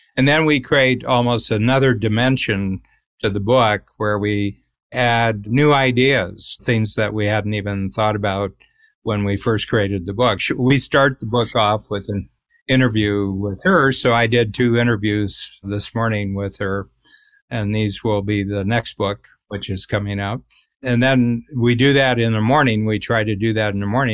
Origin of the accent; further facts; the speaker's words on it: Cleveland, Ohio, United States; I grew up near Cleveland